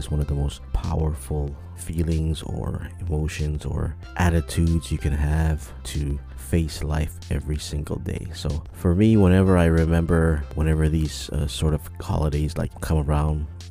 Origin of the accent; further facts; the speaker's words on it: Micronesia; I did serve in the U.S. military, as a lot of Micronesians have